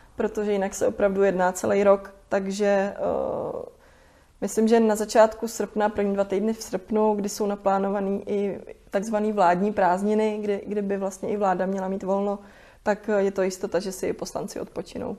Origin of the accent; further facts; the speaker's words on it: Kutná Hora, Central Bohemian Region, Czechia; jsem z Kutný hory